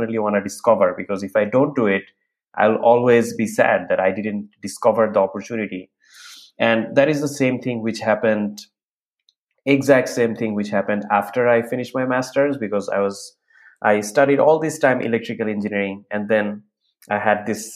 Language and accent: English; Bangladesh; moved away as an adult; now in United States; after graduating from my undergrad, I was working in an airlines company in Bangladesh